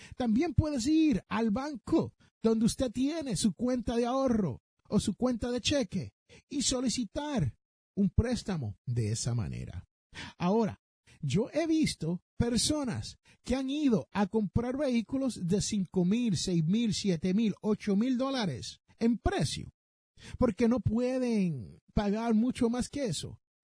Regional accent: Puerto Rico; yo me crié en Puerto Rico

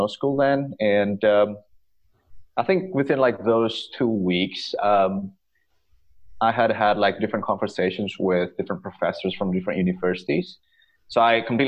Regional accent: Bali, Indonesia; moved away as an adult; also born or lived in United Kingdom; now in Victoria, Canada; I am originally from Bali, and I did my undergrad in physical education in the UK

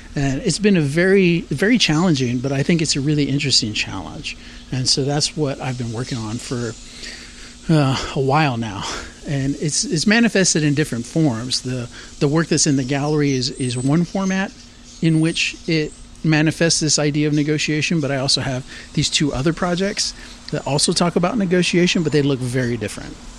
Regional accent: San Antonio, Texas, United States; also born or lived in Laredo, Texas / Austin, Texas / Boulder, Colorado; I was born in Laredo, Texas, and then I moved up to San Antonio in about early 80s when I was five years old. So San Antonio is really the place that I call home.

